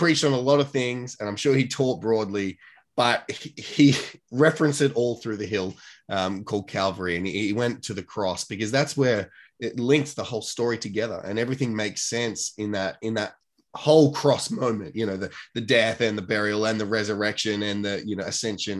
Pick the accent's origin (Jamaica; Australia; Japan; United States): Australia; what I grew up with in the Australian sort of don't show your emotions